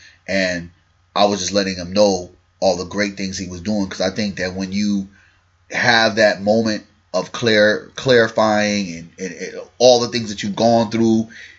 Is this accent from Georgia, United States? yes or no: no; New York City, New York, United States; my hometown.